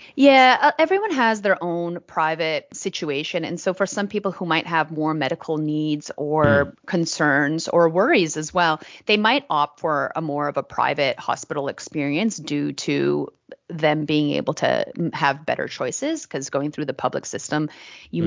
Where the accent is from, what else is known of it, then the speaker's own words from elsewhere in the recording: Vancouver, British Columbia, Canada; moved away as an adult; now in Australia; I'm originally from Vancouver. I'm a, a Canadian living in Australia now for almost 10 years.